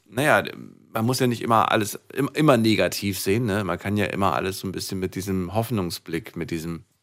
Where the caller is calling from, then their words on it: Karlsruhe, Baden-Württemberg, Germany; Ich bin aus Karlsruhe.